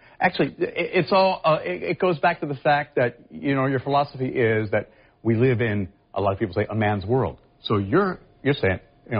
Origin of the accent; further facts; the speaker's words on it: Philadelphia, Pennsylvania, United States; also born or lived in New Jersey; now in Jacksonville, United States; I'm from the Philly area and New Jersey.